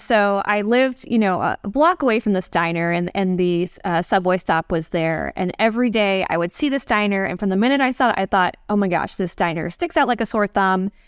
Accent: American Samoa; now in New York, United States; I am from American Samoa, which is in U S territory

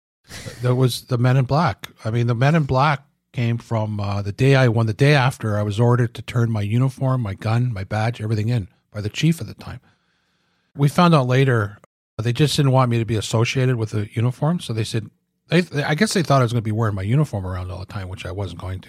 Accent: Oshawa, Ontario, Canada; moved away as an adult; I was from Oshawa, never saw any

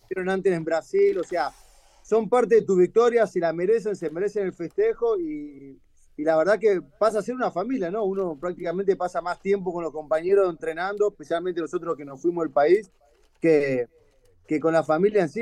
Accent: Argentina; moved away as an adult; also born or lived in Florianópolis, Brazil; como argentino

